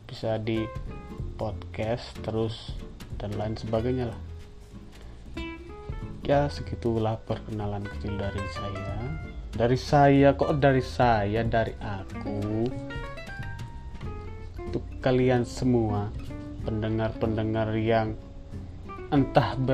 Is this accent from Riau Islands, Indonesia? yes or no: no; Wonosobo, Central Java, Indonesia; Yang paling terkenal itu Dieng bagian timur yang diterletak terletak di kota Wonosobo. Nah, disitulah kotaku. Kota yang sejuk, yang adem, yang dingin